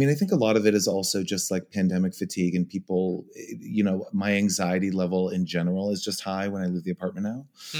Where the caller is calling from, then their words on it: New York City, New York, United States; I'm in New York City.